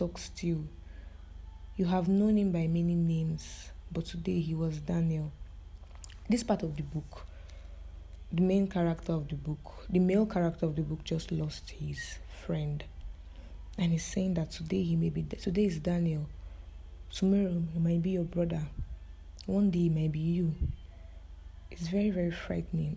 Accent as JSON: {"language": "English", "country": "Nigeria", "said": "As a Nigerian living in Nigeria"}